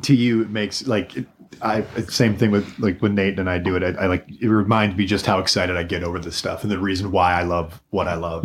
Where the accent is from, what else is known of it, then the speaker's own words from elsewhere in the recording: Allen Park, Michigan, United States; I'm from Allen Park